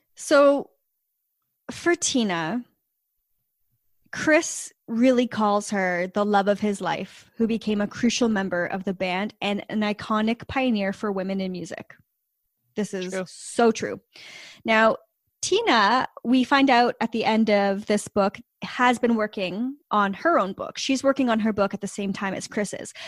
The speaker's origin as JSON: {"language": "English", "country": "Canada", "said": "we're Canadian"}